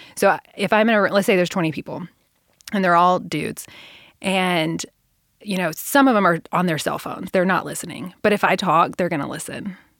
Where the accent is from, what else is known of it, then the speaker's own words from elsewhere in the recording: Middle Tennessee, United States; I grew up in Middle Tennessee